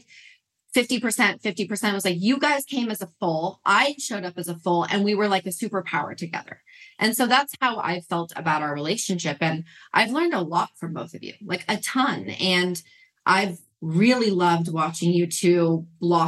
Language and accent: English; Utah, United States; I was raised in Mormon, Utah with a very Jewish father and a Catholic mother